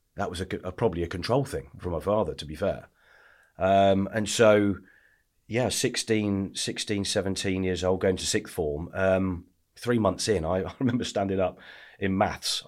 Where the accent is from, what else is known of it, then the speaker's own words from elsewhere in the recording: Lichfield, West Midlands, United Kingdom; also born or lived in Essex; Where I grew up. I grew up in the Midlands.